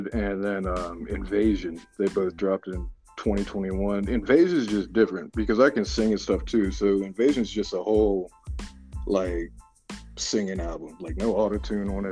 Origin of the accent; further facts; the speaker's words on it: Maryland, United States; moved away as an adult; now in Pittsburgh, United States; I'm actually from Maryland originally, but I've been living here in Pittsburgh for 6-7 years now.